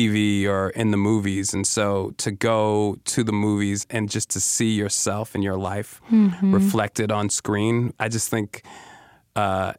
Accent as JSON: {"language": "English", "town": "Chicago", "region": "Illinois", "country": "United States", "tie": "born or raised there", "said": "there are a lot of folks in my family who I grew up with on the South Side of Chicago"}